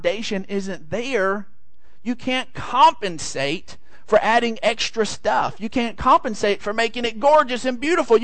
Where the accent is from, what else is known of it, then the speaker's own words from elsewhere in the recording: San Angelo, Texas, United States; we're from San Angelo